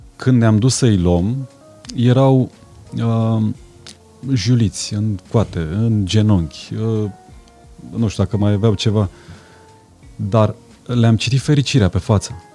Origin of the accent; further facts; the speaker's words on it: Transylvania, Romania; Sunt și ardelean